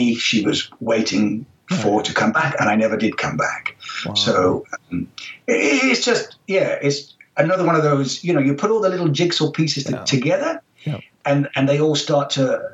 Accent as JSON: {"language": "English", "country": "United Kingdom", "tie": "born or raised there", "also_born_or_lived": "Israel / Florida / France", "moved": "yes", "lives_now": "New Zealand", "said": "growing up in Britain"}